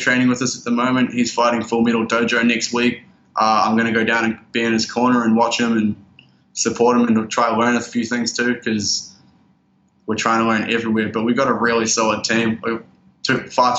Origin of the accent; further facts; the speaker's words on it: Oamaru, Otago, New Zealand; moved away as an adult; also born or lived in Christchurch, New Zealand; now in Thailand; my hometown of Oamaru